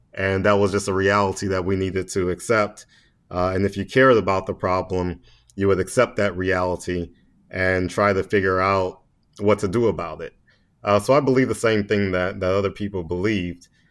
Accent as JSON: {"language": "English", "town": "Baton Rouge", "region": "Louisiana", "country": "United States", "tie": "born or raised there", "moved": "as an adult", "lives_now": "Washington, D.C., United States", "said": "I'm just a little country boy from Baton Rouge, Louisiana. so uh, I grew up there"}